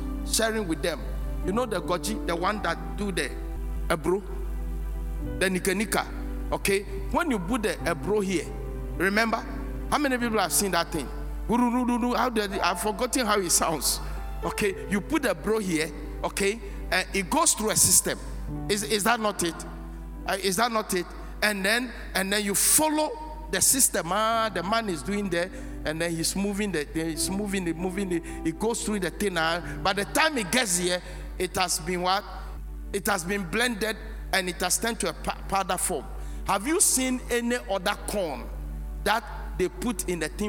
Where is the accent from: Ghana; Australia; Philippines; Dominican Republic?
Ghana; I'm a black man. I'm a Ghanaian